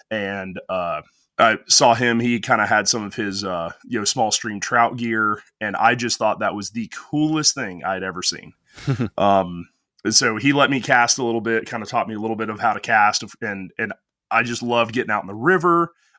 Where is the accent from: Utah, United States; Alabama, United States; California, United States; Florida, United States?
Alabama, United States; Well, so I'm from North Alabama, which certainly isn't known for our fly fishing.